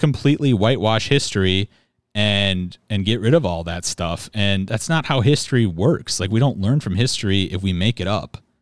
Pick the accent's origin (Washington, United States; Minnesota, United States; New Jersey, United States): Minnesota, United States; born or raised there